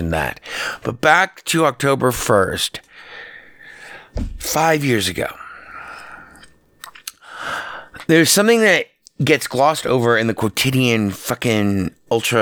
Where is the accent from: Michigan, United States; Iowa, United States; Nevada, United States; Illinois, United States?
Nevada, United States; Las Vegas; here in my hometown, Las Vegas